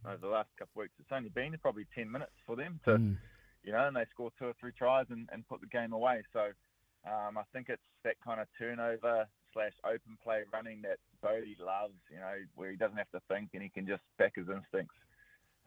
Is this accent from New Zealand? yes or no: yes; Auckland, New Zealand; I grew up in South Auckland